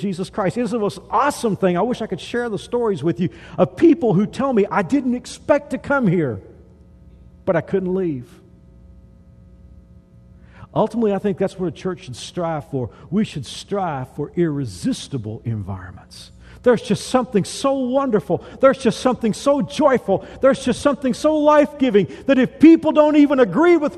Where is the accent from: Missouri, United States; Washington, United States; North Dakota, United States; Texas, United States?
Texas, United States; I grew up in Texas, the South